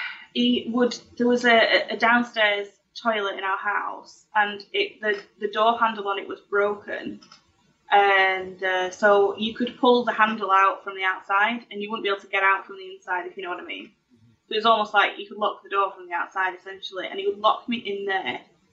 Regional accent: Oswaldtwistle, North West England, United Kingdom; Lancashire. My village is called Oddleswistle.

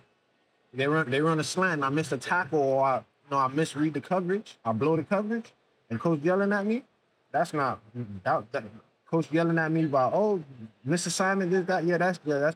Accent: Miami, Florida, United States; I'm from Miami

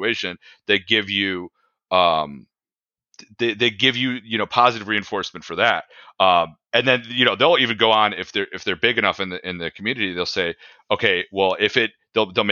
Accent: Naperville, Illinois, United States; I grew up in Naperville

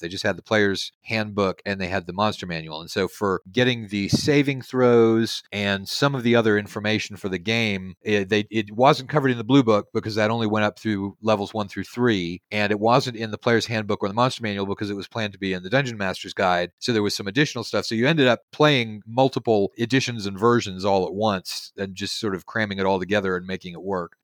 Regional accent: Houston, Texas, United States; now in Cottonwood, United States; I'm from Houston, Texas originally.

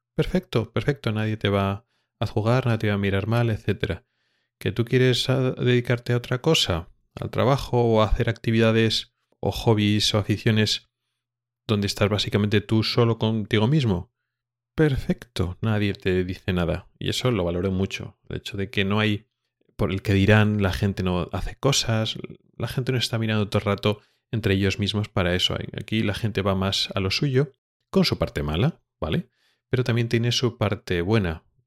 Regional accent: Spain; moved away as an adult; now in Sweden; como español

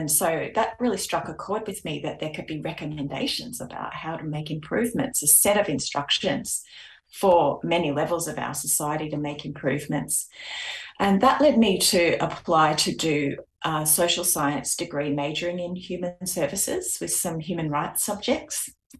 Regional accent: Kandos, New South Wales, Australia; also born or lived in Sydney, Australia; Aboriginal family born around the Mudgee area. And also my hometown that I currently spend a lot of time in is Candos, 60 kilometres from Mudgee.

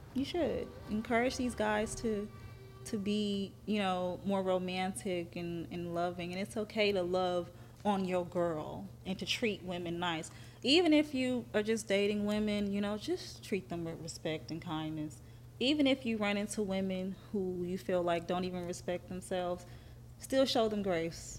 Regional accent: Athens, Georgia, United States; I'm from Athens.

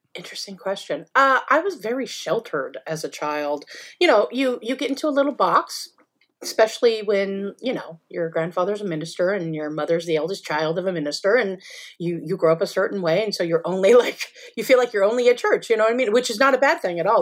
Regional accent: Southern California, United States; moved away as an adult; also born or lived in Oregon / New York City; I grew up in Southern California. I was born in Oregon, but we moved when I was young to Southern California and spent most of my life

